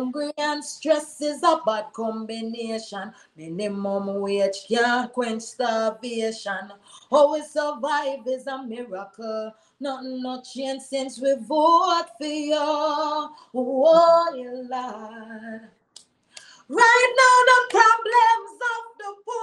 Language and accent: English; Jamaica; I'm a Jamaican. And here I am thinking about the struggles of my people here in Jamaica.